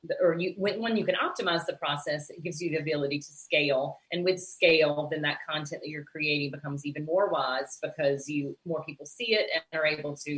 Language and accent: English; Pelzer, South Carolina, United States; also born or lived in Columbia, South Carolina / Washington, D.C.; now in Charleston, United States; growing up in Pelzer, South Carolina, which is near Clemson University